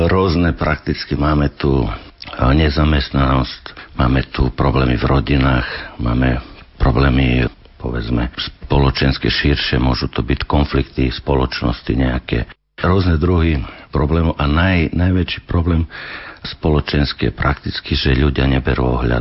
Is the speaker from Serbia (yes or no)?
yes; Vršac, Vojvodina, Serbia; Slovak is a second language; moved away as an adult; also born or lived in England / Switzerland / Banská Bystrica, Slovakia; now in Slovakia; medzi Banskom Bysticom a Vršacom, odkiaľ som ja, to je vo Vojvodine, blízko rumúnskych hraníc